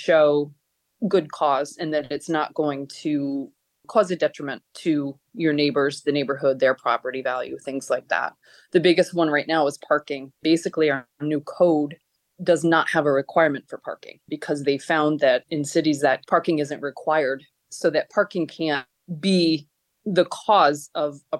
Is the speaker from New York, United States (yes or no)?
yes; Troy, New York, United States; I grew up in Troy, actually in District 3